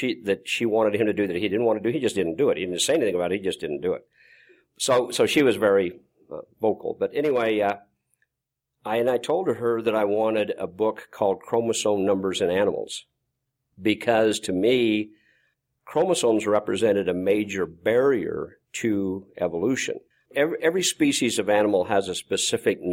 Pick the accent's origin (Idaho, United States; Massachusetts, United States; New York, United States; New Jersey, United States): Idaho, United States; Malta; I grew up in Malta, Idaho